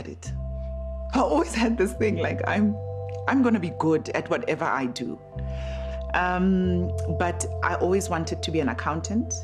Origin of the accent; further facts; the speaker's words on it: Soweto, Gauteng, South Africa; I grew up in Midolands, in Soweto